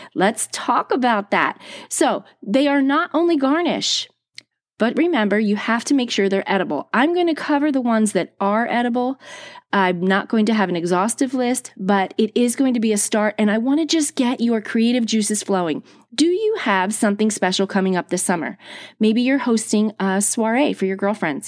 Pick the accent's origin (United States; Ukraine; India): United States; East Coast of New Jersey; I grew up on the East Coast of New Jersey.